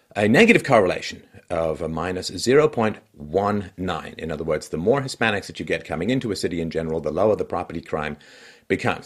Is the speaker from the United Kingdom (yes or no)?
yes; England, United Kingdom; moved away; when I was a kid growing up in England